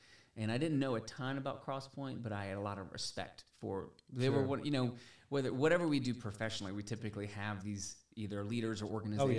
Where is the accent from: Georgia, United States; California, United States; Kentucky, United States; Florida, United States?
Georgia, United States; outside of Atlanta; moved away as an adult; also born or lived in Valdosta, Georgia; now in Dickson, United States; I was born and raised outside of Atlanta in Georgia.